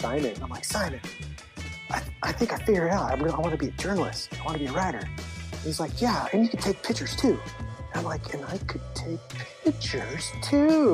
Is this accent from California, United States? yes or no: yes; Livermore, California, United States; moved away as an adult; now in San Luis Obispo, United States; I grew up in Livermore in the East Bay